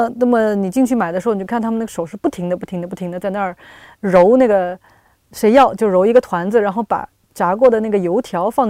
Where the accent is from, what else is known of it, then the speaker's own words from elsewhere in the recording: Shanghai, China; moved away; also born or lived in Hong Kong; 我作为一个上海人，